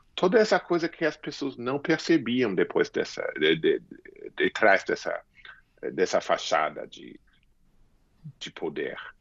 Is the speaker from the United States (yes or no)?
yes; United States; eu me criei nos Estados Unidos